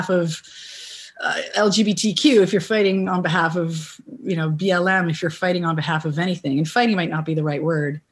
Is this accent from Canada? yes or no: yes; Canada; as a Canadian